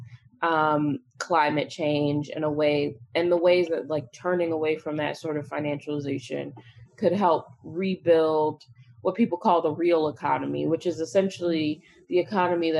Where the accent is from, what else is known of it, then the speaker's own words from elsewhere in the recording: Chicago, Illinois, United States; moved away; I'm a Chicagoan. I'm from Chicago, recently moved back to Chicago